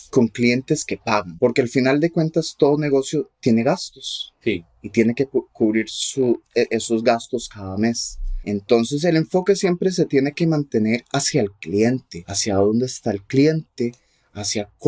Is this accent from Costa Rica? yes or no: yes; Costa Rica; Spanish is a second language; Entonces yo fui a una escuela pública en Costa Rica y aprendí por medio del sistema educativo que hay en Costa Rica.